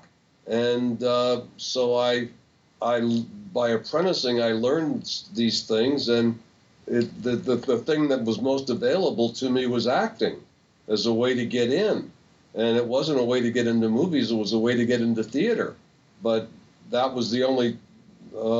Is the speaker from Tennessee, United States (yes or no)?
no; a small town across from Poughkeepsie, Mid-State New York, United States; I was born and raised in Mid-State New York, a small town across from Poughkeepsie, across the Hudson River.